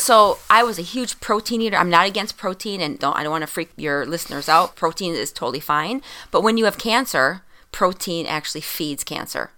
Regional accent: Minnesota, United States; being a Minnesotan, you know, we don't get much sun

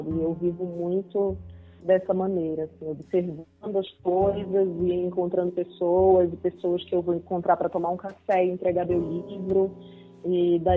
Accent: Belém, Pará, Brazil; eu sou de Belém

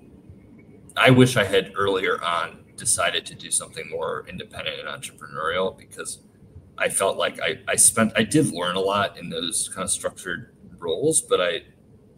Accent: Chicago, Illinois, United States; I grew up in Chicago

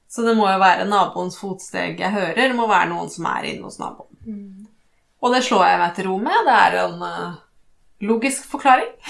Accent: Rosendal, Vestland, Norway; accent: Western Norwegian dialect; Jeg har ve veldig utvanna vestlandsdialekt, men jeg er egentlig fra Rosendal. Uh, I Kvinnherad.

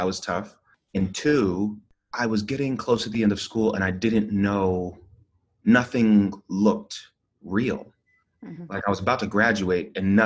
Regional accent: Stone Mountain, Georgia, United States; But the truth is, it's like Stone Mountain area. So right outside of Atlanta.

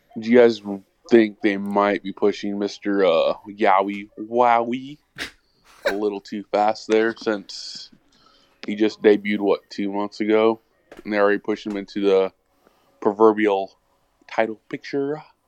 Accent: Hoquiam, Washington, United States; I'm from Hoquim

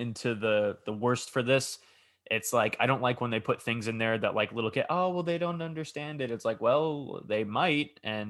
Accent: New York, United States; Like I as a New Yorker

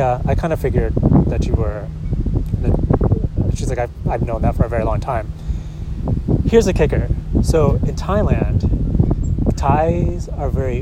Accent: Syracuse, New York, United States; also born or lived in Philippines; I was raised in Syracuse

